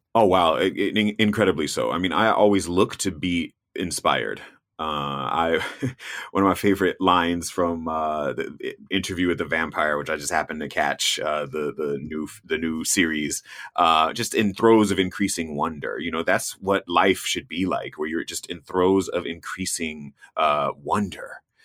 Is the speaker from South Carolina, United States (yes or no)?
no; North Florida, United States; moved away; I grew up in Florida, I grew up in North Florida